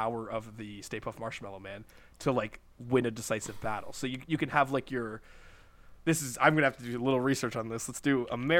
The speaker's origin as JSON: {"language": "English", "country": "Canada", "said": "we're Canadian."}